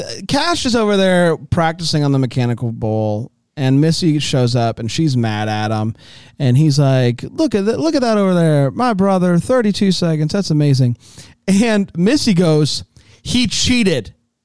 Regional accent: Florida, United States; I grew up in Florida.

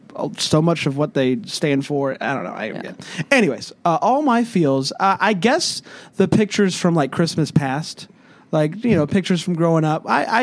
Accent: South Carolina, United States; We are from South Carolina.

